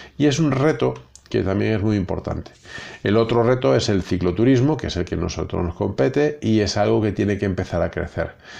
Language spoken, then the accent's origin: Spanish; Galicia, Spain; yo como buen gallego